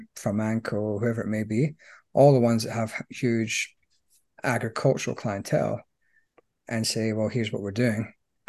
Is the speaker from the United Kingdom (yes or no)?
yes; Scotland, United Kingdom; as a Scotsman